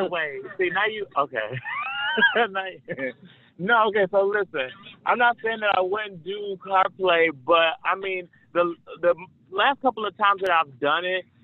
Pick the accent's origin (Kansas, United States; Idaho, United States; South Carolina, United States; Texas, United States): South Carolina, United States; I'm not a Georgia boy. I'm from South Carolina.